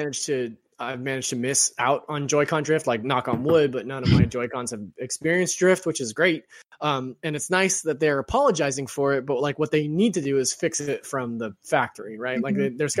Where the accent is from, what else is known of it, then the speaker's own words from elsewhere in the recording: Stockton, California, United States; I'm from Stockton.